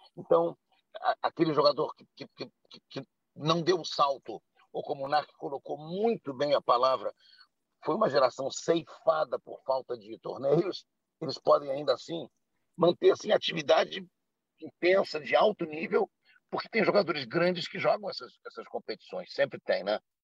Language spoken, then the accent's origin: Portuguese; Rio de Janeiro, Brazil; nós que somos do Rio de Janeiro, ou que pelo menos moramos nos arredores do Rio de Janeiro